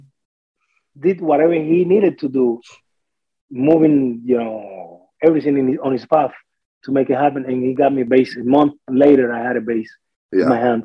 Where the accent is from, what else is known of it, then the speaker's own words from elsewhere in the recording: Artemisa, Cuba; English is a second language; moved away as an adult; now in Smithers, Canada; I am from a town about 50 minutes, about an hour outside of Havana City. It's called Artemisa, in Cuba